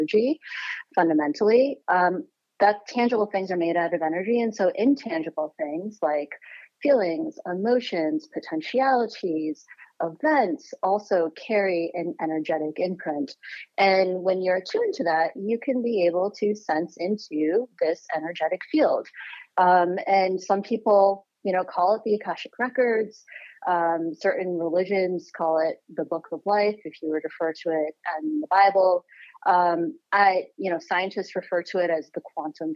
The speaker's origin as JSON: {"language": "English", "region": "Connecticut", "country": "United States", "tie": "born or raised there", "said": "Born and raised in Connecticut."}